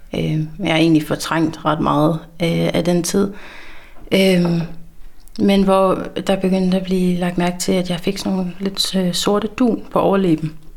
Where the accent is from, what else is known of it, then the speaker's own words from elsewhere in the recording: Langeland, Southern Denmark, Denmark; accent: South Funen; moved away as an adult; also born or lived in Svendborg; now in Aarhus, Denmark; jeg er oprindeligt fra Langeland, men er flyttet til Aarhus her for to og et år siden